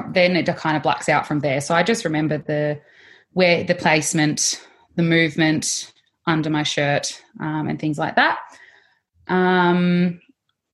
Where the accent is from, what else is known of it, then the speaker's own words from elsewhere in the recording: Melbourne, Victoria, Australia; also born or lived in Mornington Peninsula; Melbourne girl, living Mornington Peninsula area